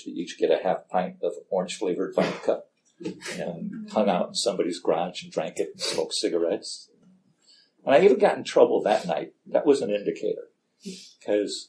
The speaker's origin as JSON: {"language": "English", "town": "Gary", "region": "Indiana", "country": "United States", "tie": "born or raised there", "moved": "yes", "said": "I grew up in Gary, Indiana"}